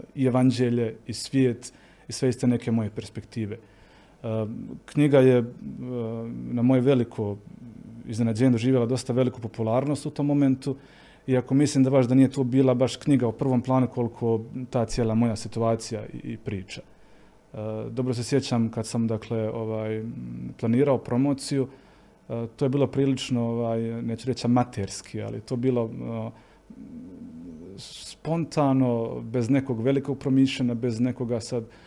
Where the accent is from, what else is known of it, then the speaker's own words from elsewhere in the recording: Ljubuški, Federation of Bosnia and Herzegovina, Bosnia & Herzegovina; also born or lived in Mostar; now in Graz, Austria; ja sam odrastao u Ljubuškom, odrastao sam s Franjevcima